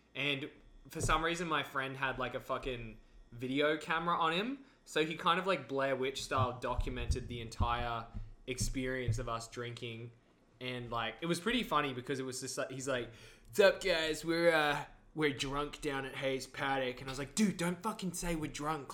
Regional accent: Australia; moved away as an adult; now in Vancouver, Canada; I'm Australian, but I've been here for three years

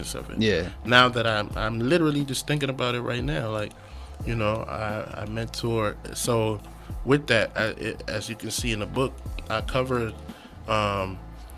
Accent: Prince George's County, Maryland, United States; also born or lived in Nigeria / Texas; I was born in Nigeria. Came here when I was 8 and a half. Came straight to PG County, Maryland.

